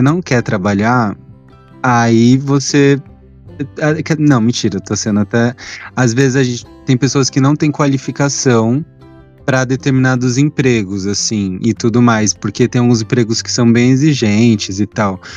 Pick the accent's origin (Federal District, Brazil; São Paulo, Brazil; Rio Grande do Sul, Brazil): São Paulo, Brazil; eu sou do Grajaú. Lá na Zona Sul